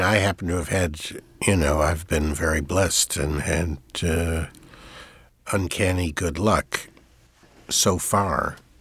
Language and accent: English; United States; I am an American